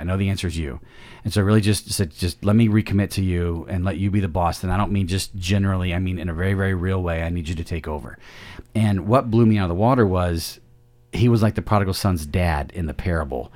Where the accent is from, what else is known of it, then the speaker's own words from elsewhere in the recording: central Illinois, United States; also born or lived in Peoria, Illinois; I was born in Illinois, in the Peoria area, and grew up in central Illinois